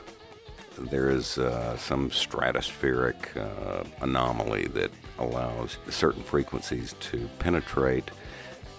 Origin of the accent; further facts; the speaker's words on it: Texas, United States; growing up in Texas